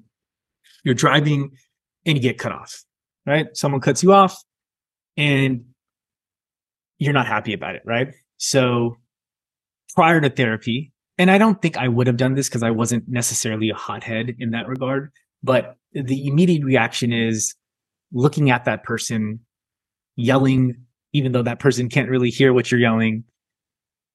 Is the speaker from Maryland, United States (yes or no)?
no; Milpitas, California, United States; I grew up in Milpitas, California. So in California, in the Bay Area. And I spent a majority of my childhood there